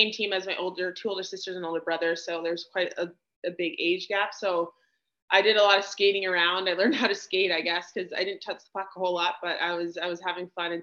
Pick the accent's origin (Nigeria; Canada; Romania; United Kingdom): Canada; Sudbury, Ontario; I'm from Sudbury, Ontario, and I grew up in a very large family